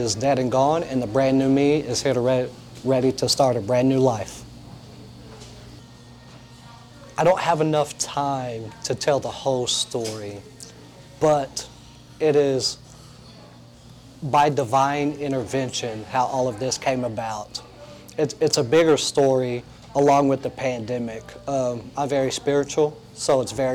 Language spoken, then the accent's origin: English; Lubbock, Texas, United States; moved away as an adult; also born or lived in Indianapolis; now in Long Beach, United States; I was born and raised in Lubbock, Texas